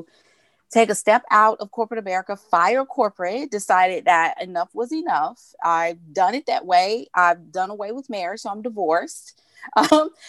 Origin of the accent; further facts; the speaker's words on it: Memphis, Tennessee, United States; born and raised in Memphis, Tennessee